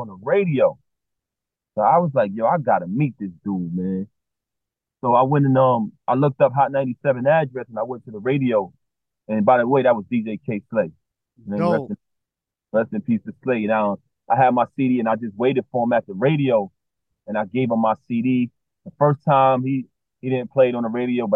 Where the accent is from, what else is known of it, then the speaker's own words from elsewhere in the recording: New York City, New York, United States; growing up in Brooklyn